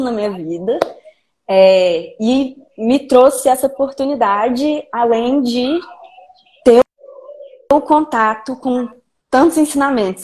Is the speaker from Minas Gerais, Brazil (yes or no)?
yes; Belo Horizonte, Minas Gerais, Brazil; now in Vitória, Brazil; eu sou mineira de Belo Horizonte, originalmente. Atualmente moro em Vitória, no Espírito Santo